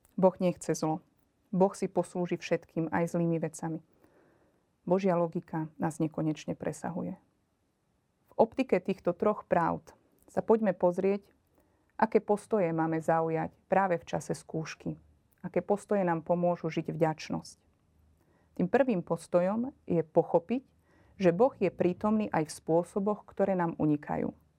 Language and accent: Slovak; Margecany, Košice Region, Slovakia; pochádzam z východného Slovenska, z Margecian.